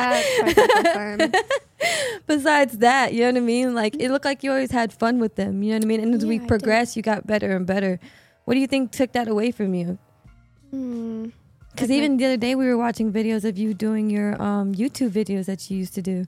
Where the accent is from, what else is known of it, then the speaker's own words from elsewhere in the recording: Texas, United States; moved away; we're from Texas